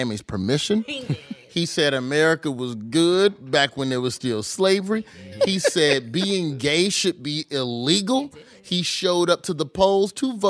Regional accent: Birmingham, Alabama, United States; moved away; I'm from Birmingham. So Birmingham is a blue county, deep blue county in the middle of a red state

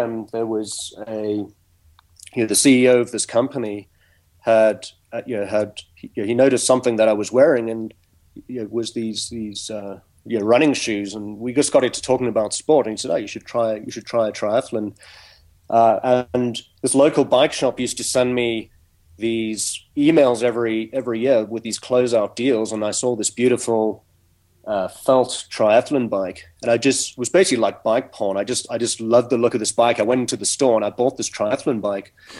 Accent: South Africa; moved away; I grew up in South Africa

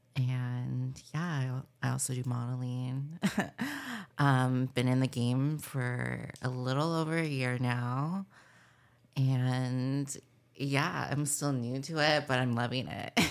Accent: Palm Springs, California, United States; I grew up in Palm Springs, California

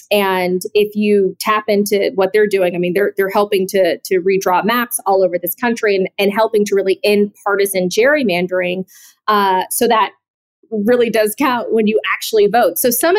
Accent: Atlanta, Georgia, United States; I'm from Atlanta. John Lewis was my congressman, like my entire life, basically.

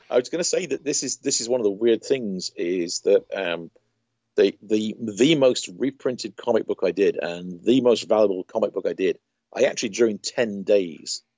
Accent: United Kingdom; growing up in Britain

